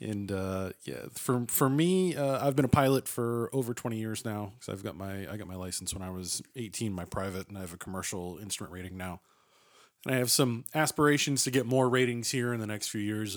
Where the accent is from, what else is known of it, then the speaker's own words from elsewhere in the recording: Massachusetts, United States; moved away; I'm originally from Massachusetts